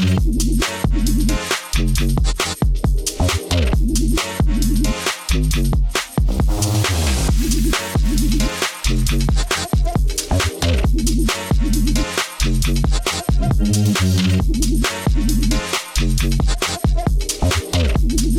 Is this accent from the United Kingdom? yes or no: yes; Stoke-on-Trent, West Midlands, United Kingdom; moved away; I'm from Stoke originally.